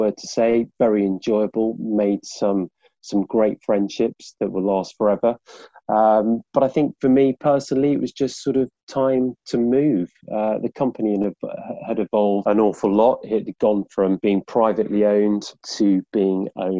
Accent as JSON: {"language": "English", "town": "Birmingham", "region": "West Midlands", "country": "United Kingdom", "moved": "yes", "lives_now": "London, United Kingdom", "said": "I'm from Birmingham"}